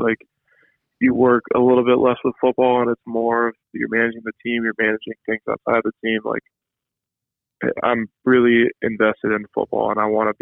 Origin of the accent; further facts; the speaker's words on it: Oregon, United States; moved away; also born or lived in Ohio; Well, I lived in Ohio for only 3 years, from 2010 to 2013. So I grew up in Oregon